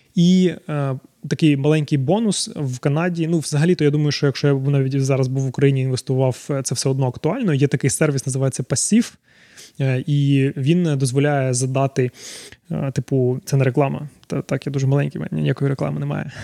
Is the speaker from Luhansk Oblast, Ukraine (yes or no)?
no; Zaporizhzhia, Zaporizhzhia Oblast, Ukraine; moved away as an adult; now in Canada; Народився я в Запоріжжі, тому деколи буду викидувати русизми